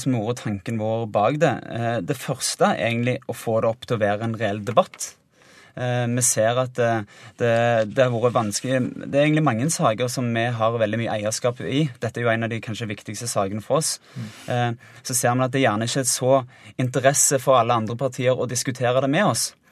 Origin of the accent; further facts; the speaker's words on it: Finnøy, Rogaland, Norway; jeg kommer jo fra ei lita øy som heter Finnøy, en øykommune